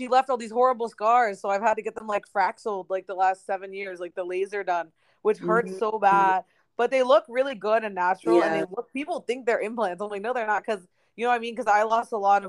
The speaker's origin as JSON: {"language": "English", "town": "Bethesda", "region": "Maryland", "country": "United States", "said": "I'm Jewish and I'm from Bethesda, Maryland, which is a very wealthy area"}